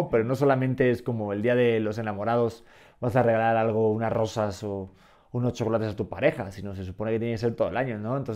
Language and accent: Spanish; Yucatán, Mexico; accent: Yucatecan; sí, exacto.